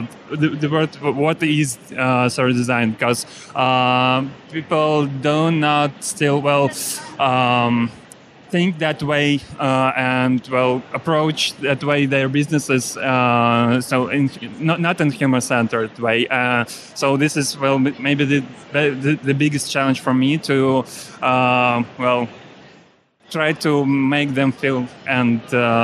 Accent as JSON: {"language": "English", "country": "Russia", "second_language": "English", "said": "I come from Russia and live there and work there as a service designer."}